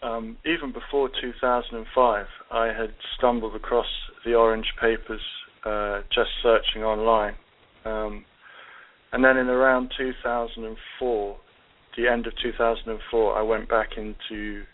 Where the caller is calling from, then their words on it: United Kingdom; I wish I was from Ohio, but it's Mike that's in Ohio, and I'm in the UK.